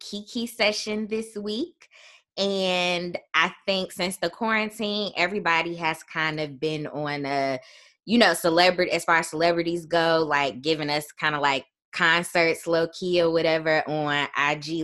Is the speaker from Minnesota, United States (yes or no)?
no; Chicago, Illinois, United States; moved away as an adult; also born or lived in Little Rock, Arkansas; I'm from Chicago